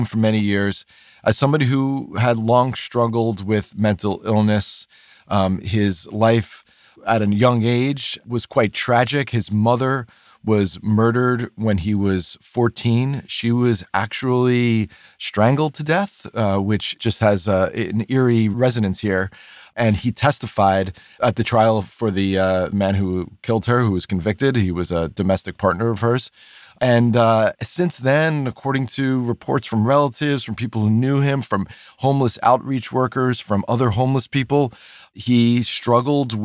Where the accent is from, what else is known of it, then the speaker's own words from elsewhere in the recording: New York, United States; I also grew up in New York